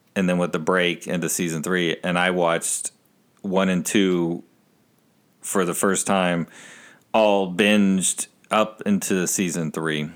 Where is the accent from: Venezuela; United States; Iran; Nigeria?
United States; Texas; growing up in Texas with all my family being in New Jersey